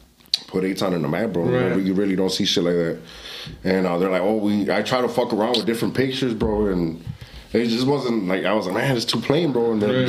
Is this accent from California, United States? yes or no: yes; California, United States; I was born in Cali